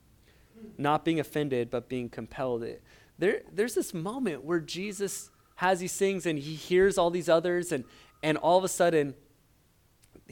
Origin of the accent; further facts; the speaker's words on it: Portland, Oregon, United States; I grew up in Portland, Oregon